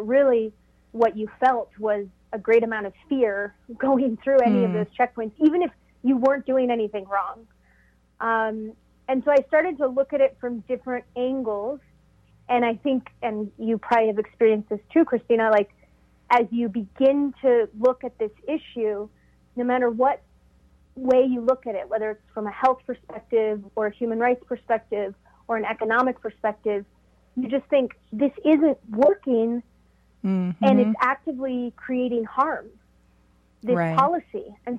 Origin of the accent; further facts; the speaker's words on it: Mexico; born there; And then when I came to Mexico after I was born in Mexico, so I returned to Mexico.